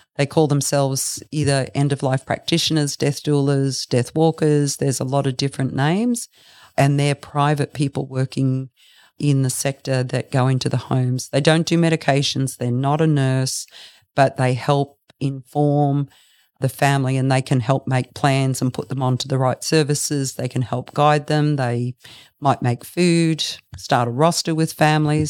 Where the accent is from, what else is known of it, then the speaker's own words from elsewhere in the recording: Brisbane, Queensland, Australia; moved away as an adult; now in Bellingen, Australia; I grew up in Brisbane. I moved down here about thirty years ago to raise my two children.